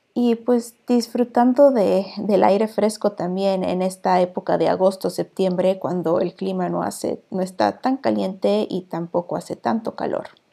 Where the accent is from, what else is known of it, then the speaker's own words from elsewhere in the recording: Mexico; moved away as an adult; now in Iceland; soy la vikinga mexicana